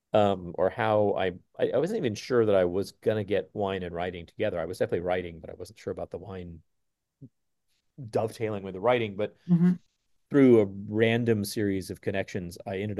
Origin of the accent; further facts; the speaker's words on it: Texas, United States; I grew up in Texas